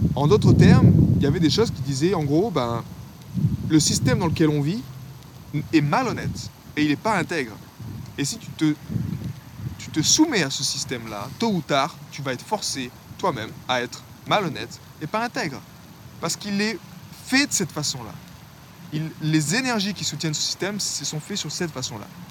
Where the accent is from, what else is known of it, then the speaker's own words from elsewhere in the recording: France; en tant que français